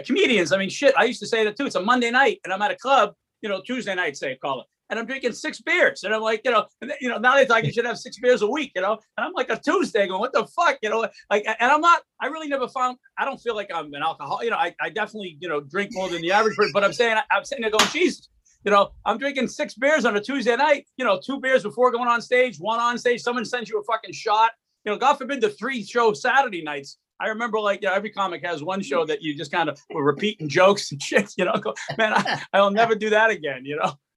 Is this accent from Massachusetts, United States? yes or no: yes; Arlington, Massachusetts, United States; I grew up in Arlington